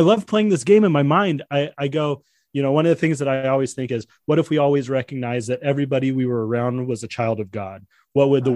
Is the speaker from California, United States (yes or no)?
yes; San Diego, California, United States; I was born in San Diego